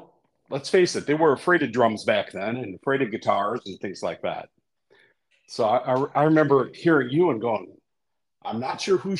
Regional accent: Rhinelander, Wisconsin, United States; I was born and raised in Rhinelander, Wisconsin.

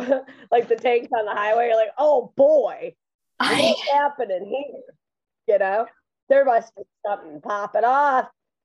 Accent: Michigan, United States; moved away as an adult; now in Indiana, United States; I'm from Michigan personally, right? So yeah, I'm used to a little bit of snow here and there.

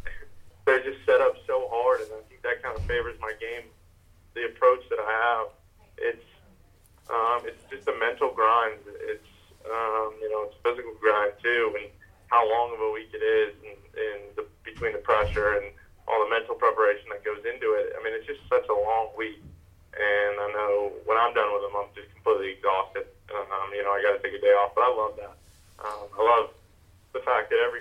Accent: Honda Classic hometown event, Florida, United States; my hometown event in Honda, the Honda Classic

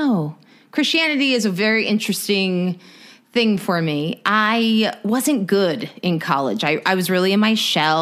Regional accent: Corona, California, United States; I moved from Corona.

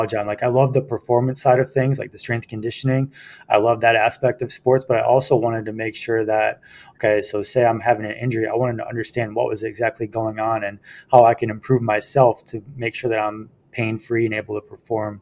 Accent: Libertyville, Illinois, United States; moved away as an adult; also born or lived in Spartanburg, South Carolina / Charleston, South Carolina / North Dakota; I'm from Libertyville, Illinois, which is a northern suburb of Chicago. Grew up there through high school

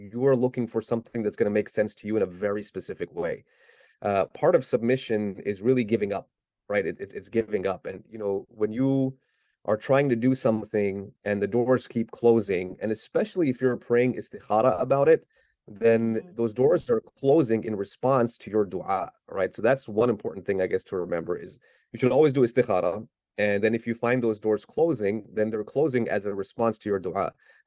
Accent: South Mississippi, United States; moved away as an adult; also born or lived in Islamabad, Pakistan; I grew up in South Mississippi, didn't really have a Muslim community, so just kind of was like a southern redneck kind of just growing up down there

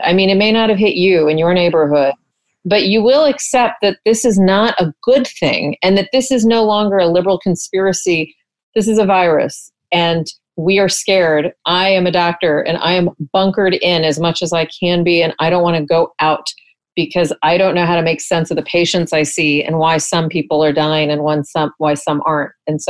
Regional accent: Texas, United States; You know, I'm from Texas.

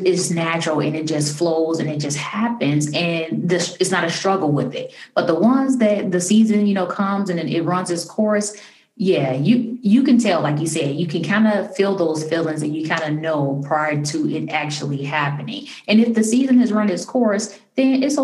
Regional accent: Chicago, Illinois, United States; now in DMV area, United States; a friend that I grew up with in Chicago. We lived on the same block. We were young kids together in, you know, grade school

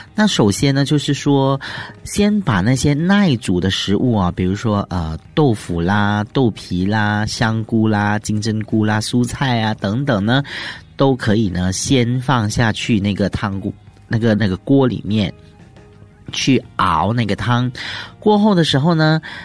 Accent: Malaysia; 我们马来西亚人哦，很喜欢吃辣的

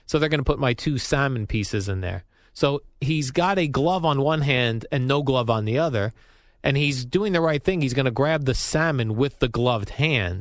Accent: Colonia, New Jersey, United States; I grew up in Colonia, New Jersey, nice little suburb

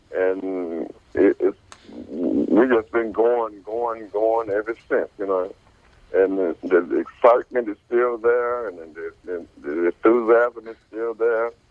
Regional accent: Ferndale, Michigan, United States; I grew up. I grew up in Ferndale, Michigan

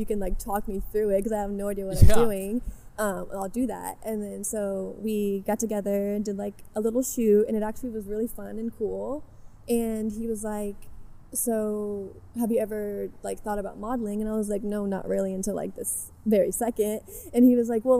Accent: Southern Indiana, United States; moved away as an adult; now in Los Angeles, United States; I'm technically from Southern Indiana, but I'm like 15 minutes across the border of Kentucky

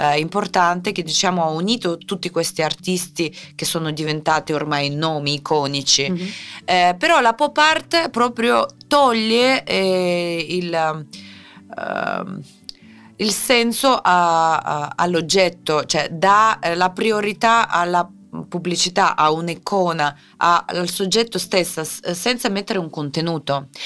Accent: Siberia, Russia; Italian is a second language; moved away as an adult; now in Italy; sono nata in Siberia

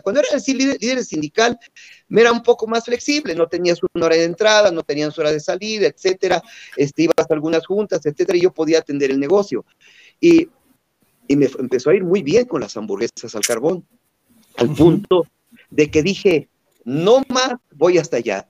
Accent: Chapantongo, Hidalgo, Mexico; moved away; mi pueblito natal de Chapatongo

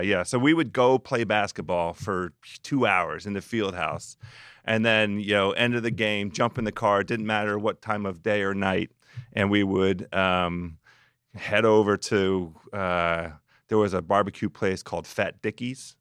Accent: Silver Spring, Maryland, United States; I grew up in Silver Spring

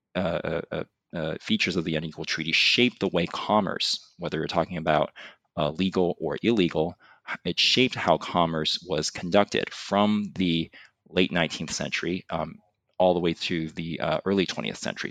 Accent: California, United States; moved away as an adult; also born or lived in Hong Kong; now in Boston, United States; I was originally born in Hong Kong, but I really consider myself a Californian. Um, I grew up in California.

